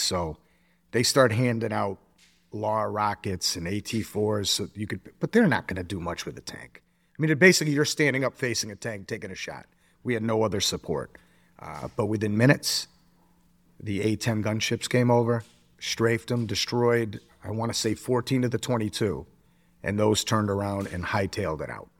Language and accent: English; Springfield, Massachusetts, United States; I grew up in Springfield, Mass.